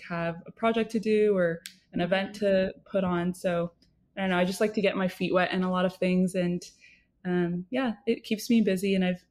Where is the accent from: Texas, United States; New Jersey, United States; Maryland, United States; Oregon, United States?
Oregon, United States; Lake Oswego; moved away as an adult; also born or lived in Chicago, Illinois; now in Los Angeles, United States; I'm from Lake Oswego, Oregon, where I met Anna in like kindergarten